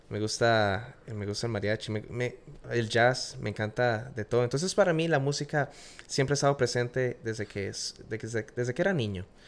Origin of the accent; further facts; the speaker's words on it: Costa Rica; moved away as an adult; now in Florida, United States; Soy de Costa Rica, nací en, nací en Costa Rica